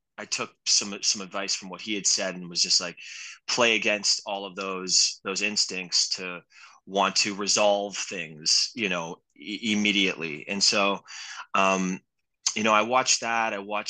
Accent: San Francisco, California, United States; It was this guy had come from the city, I came from San Francisco.

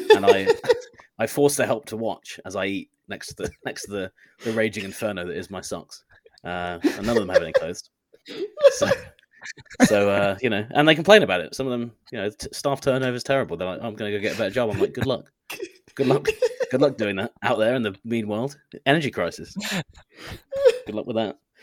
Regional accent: United Kingdom; I as a British person

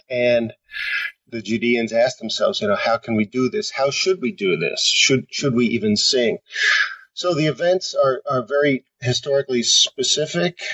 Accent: Tenafly, New Jersey, United States; moved away as an adult; also born or lived in Pennsylvania / Washington, D.C. / Connecticut; now in Michigan, United States; I grew up in a town outside of New York City called Tenafly, right across the Hudson River

